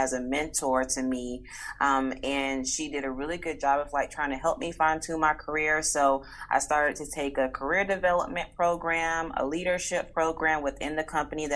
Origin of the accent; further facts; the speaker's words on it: Atlanta, Georgia, United States; I am born and raised in Atlanta, Georgia, in the United States